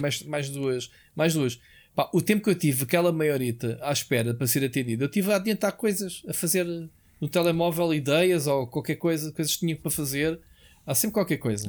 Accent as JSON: {"language": "Portuguese", "country": "Portugal", "said": "somos tugas"}